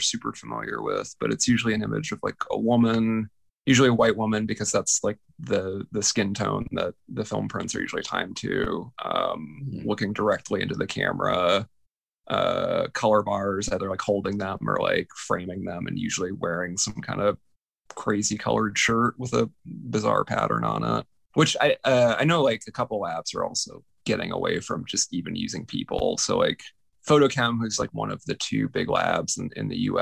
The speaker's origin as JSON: {"language": "English", "town": "Tampa", "region": "Florida", "country": "United States", "tie": "born or raised there", "said": "I grew up in Tampa, Florida"}